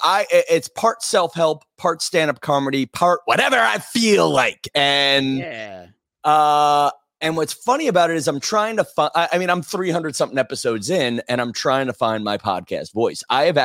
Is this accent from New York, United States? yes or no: yes; Massapequa, New York, United States; I have been taking chunks of my podcast where I may refer to my hometown of Massapequa, Long Island.